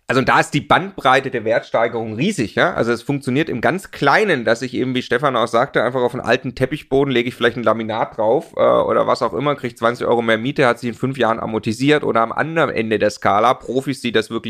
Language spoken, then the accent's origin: German; Stuttgart, Baden-Württemberg, Germany; also ich komme aus Stuttgart, da kauft man die Daimler-Aktie, ja.